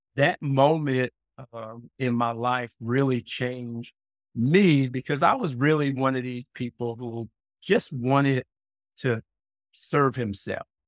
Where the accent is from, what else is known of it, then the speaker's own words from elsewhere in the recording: South Carolina, United States; also born or lived in Brooklyn, New York City, United States; moving me from New York City, Brooklyn, specifically to a very rural part of South Carolina